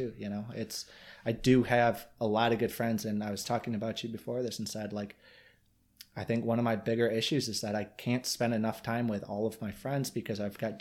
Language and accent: English; Michigan, United States